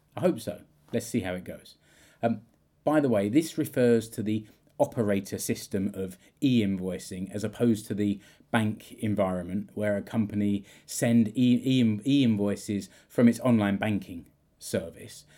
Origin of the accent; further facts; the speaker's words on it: United Kingdom; moved away; I'm British.